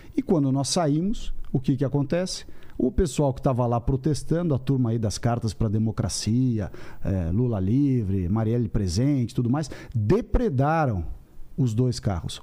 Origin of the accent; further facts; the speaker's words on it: São Paulo, Brazil; paulista, paulistano